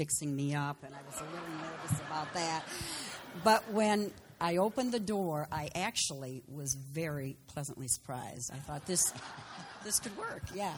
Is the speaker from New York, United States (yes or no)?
no; Berrien Springs, Michigan, United States; I was born and raised in Berrien.